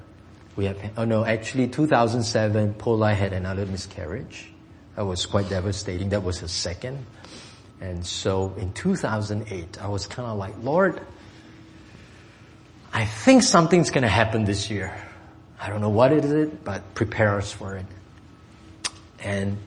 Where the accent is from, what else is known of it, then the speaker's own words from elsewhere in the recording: Singapore; English is a second language; moved away; I'm from Singapore.